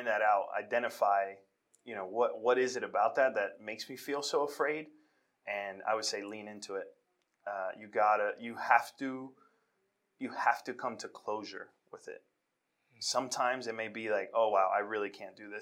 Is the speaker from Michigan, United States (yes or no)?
no; New York City, New York, United States; born and raised in Washington Heights, New York